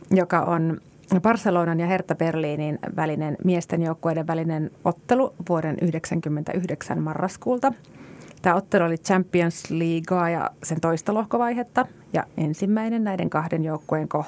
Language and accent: Finnish; Kajaani, Kainuu, Finland